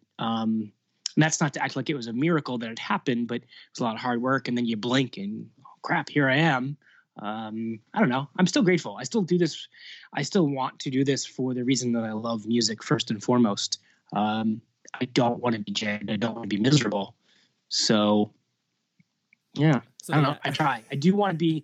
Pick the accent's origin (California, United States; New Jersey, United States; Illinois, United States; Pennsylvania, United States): Pennsylvania, United States; Lancaster; moved away as an adult; I'm from Lancaster, born and raised. Didn't leave until I was 18 to go to college